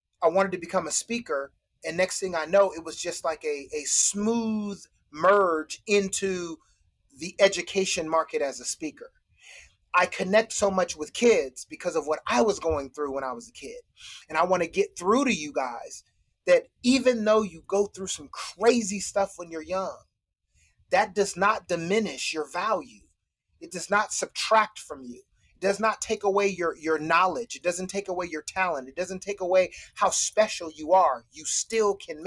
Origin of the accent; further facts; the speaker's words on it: Citrus Heights, California, United States; also born or lived in Utah; I grew up in Citrus Heights with a family that was loving